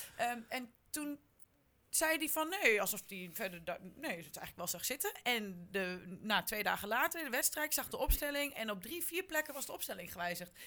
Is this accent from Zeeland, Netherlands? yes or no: no; Haaksbergen, Overijssel, Netherlands; want ik kom ook uit Haaksbergen